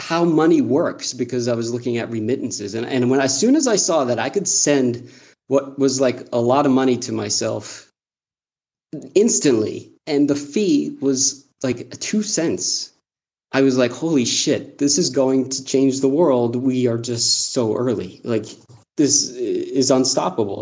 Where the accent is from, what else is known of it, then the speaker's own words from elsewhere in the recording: United States; moved away as an adult; also born or lived in South Korea; now in Zambia; I'm an American. I'm a U.S. Peace Corps volunteer living here in Zambia